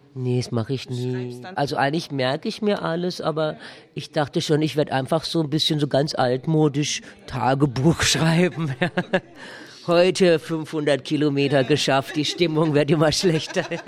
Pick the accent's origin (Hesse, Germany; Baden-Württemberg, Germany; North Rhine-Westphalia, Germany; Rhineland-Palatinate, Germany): Baden-Württemberg, Germany; accent: Baden dialect; meiner badischen Dialekt